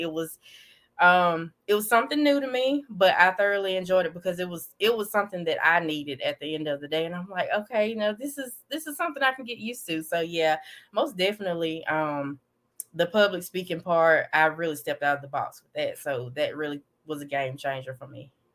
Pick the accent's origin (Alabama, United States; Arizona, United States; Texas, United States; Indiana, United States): Alabama, United States; Davidville; I'm from Davidville, Alabama, a very small town